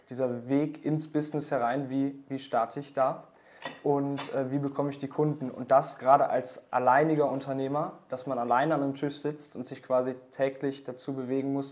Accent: Essen, North Rhine-Westphalia, Germany; Mich hat eine Agentur aus dem Ort, woher ich komme, aus Essen, Deutschland, äh, angesprochen.

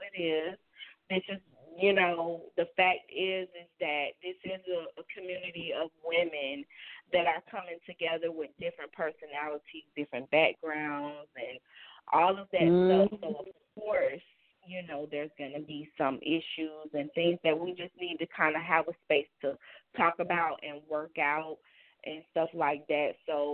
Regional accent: the South, United States; I'm from the South. I'm a little country

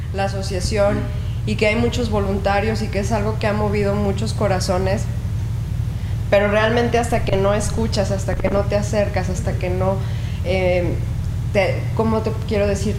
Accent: La Chona, Jalisco, Mexico; somos de La Chona

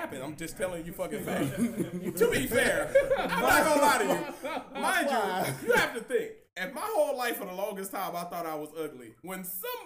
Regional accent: Atlanta, Georgia, United States; I'm from Atlanta

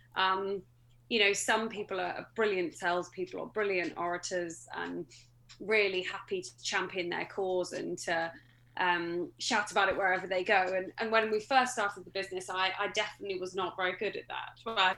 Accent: mid Devon, South West England, United Kingdom; moved away as an adult; I grew up in Devon. I'm a Devon girl, um, mid Devon, so the less good bit, in my opinion.

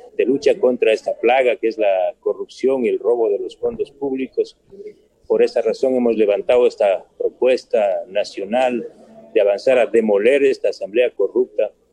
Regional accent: Chimborazo, Ecuador; como chimboracense, como ecuatoriano, como periodista

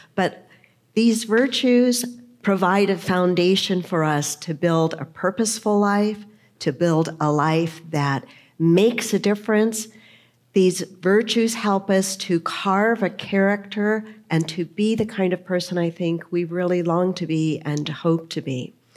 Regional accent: San Diego, California, United States; when I was growing up, I grew up in the Lutheran Church, and we went pretty much every Sunday. My parents were open to different churches, but we kind of landed in the Lutheran Church. Here in San Diego, as a matter of fact, I was confirmed

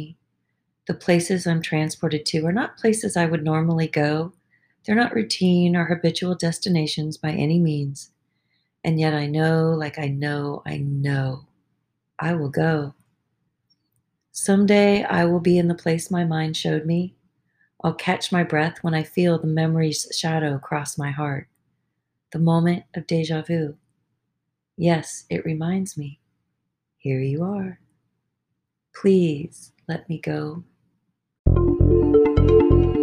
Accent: Arizona, United States; I'm from Arizona.

